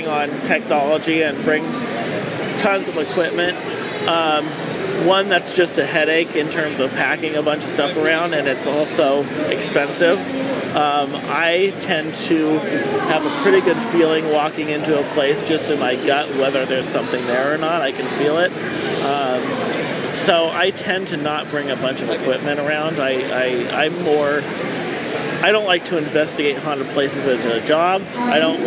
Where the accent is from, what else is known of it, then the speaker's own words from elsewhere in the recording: Oregon City, Oregon, United States; I'm from Oregon City, which was essentially the first territorial capital